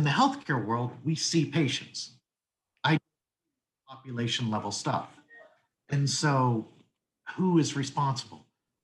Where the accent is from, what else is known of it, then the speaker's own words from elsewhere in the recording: Tennessee, United States; I'm from Tennessee.